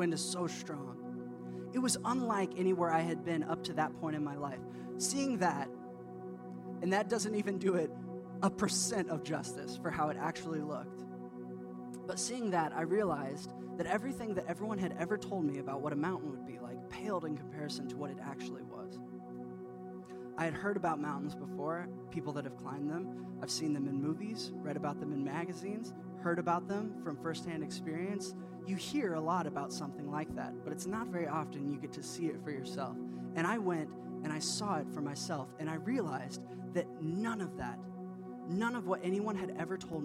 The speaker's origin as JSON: {"language": "English", "region": "Indiana", "country": "United States", "tie": "born or raised there", "said": "I grew up in Indiana, which is the Midwest"}